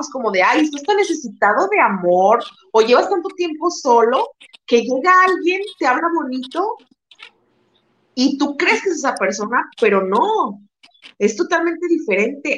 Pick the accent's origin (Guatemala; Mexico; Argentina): Mexico; Guadalajara, Jalisco; moved away as an adult; now in Tijuana, Mexico; somos tapatías, somos de Guadalajara, pero en este momento yo estoy radicando en Tijuana